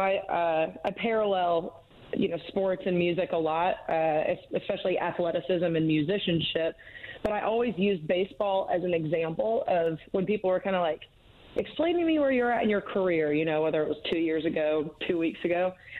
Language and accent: English; Dunwoody, Georgia, United States; also born or lived in Athens, Georgia / Nashville; You know, growing up in Atlanta, even though we were such big Red Sox fans, Chipper, you know, I turned 28 next week